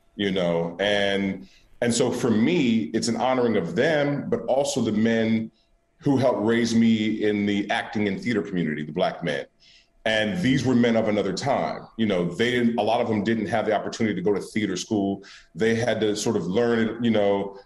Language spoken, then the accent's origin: English; Oakland, California, United States; I'm born and raised in Oakland, California